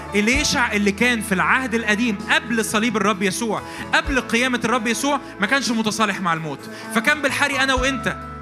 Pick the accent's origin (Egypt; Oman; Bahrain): Egypt; عندنا في مصر